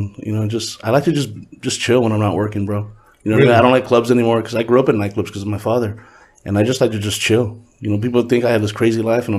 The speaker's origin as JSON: {"language": "English", "town": "Huntington Park", "region": "California", "country": "United States", "tie": "born or raised there", "also_born_or_lived": "Lynwood, California / South Gate, California / Downey, California", "said": "We're from Huntington Park. I was born in Linwood. Pops is from the hood. So we bounced from Southgate to Linwood to Southgate to Huntington Park. And then we, when we thought we came up, we moved to Downey."}